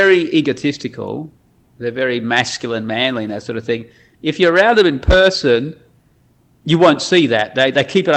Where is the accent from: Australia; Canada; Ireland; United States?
Australia; moved away as an adult; also born or lived in Netherlands / Saudi Arabia; I'm Australian